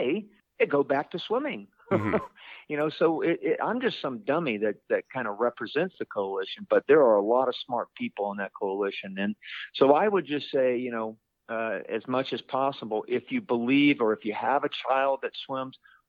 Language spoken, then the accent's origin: English; Orlando, Florida, United States; I'm from Orlando, Florida.